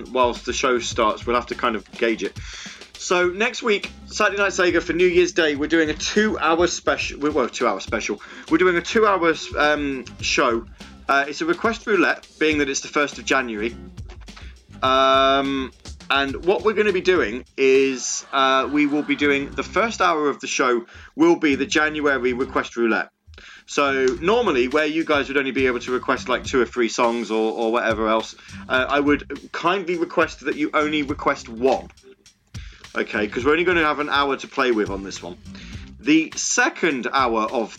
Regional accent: Midlands, United Kingdom; If you're from the Midlands like me

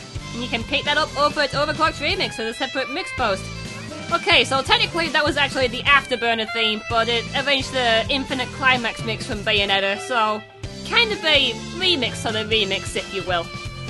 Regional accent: the north of England, United Kingdom; I'm from the north of England, although I don't really sound like a northerner.

